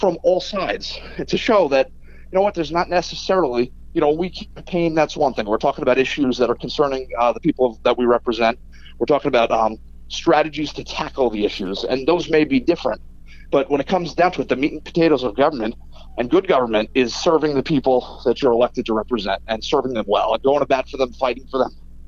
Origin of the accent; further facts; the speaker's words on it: Holbrook, New York, United States; also born or lived in West Islip; I grew up in Holbrook, and I graduated Sachem School District